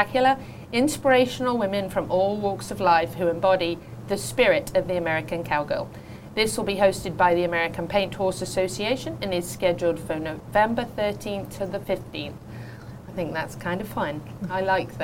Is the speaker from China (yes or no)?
no; England, United Kingdom; now in United States; growing up in England